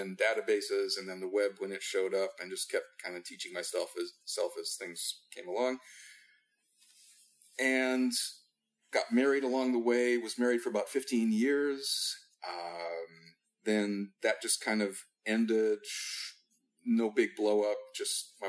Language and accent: English; Midwest, United States; also born or lived in Europe / California; So I grew up in the Midwest, had a couple of years in Europe at different points growing up